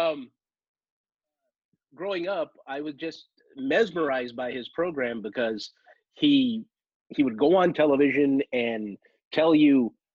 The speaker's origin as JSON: {"language": "English", "town": "Los Angeles", "region": "California", "country": "United States", "tie": "born or raised there", "said": "I'm from Los Angeles, and I'm one of the few who are natives. Born and raised in the shadows of the movie studios"}